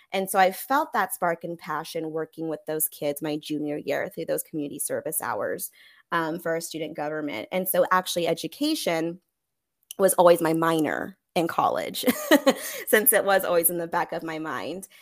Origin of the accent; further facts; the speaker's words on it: Monterey Bay area, California, United States; moved away as an adult; now in Austin, United States; originally, I'm from California, specifically the Monterey Bay area, so Central Coast